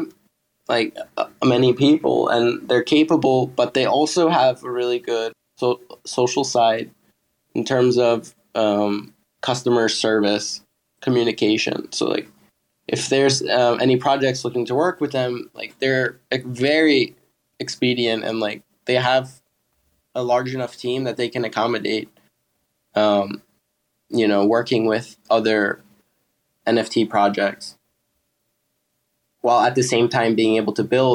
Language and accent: English; United States; now in Thailand; I'm American and I don't live there, but I would like to go back and see my family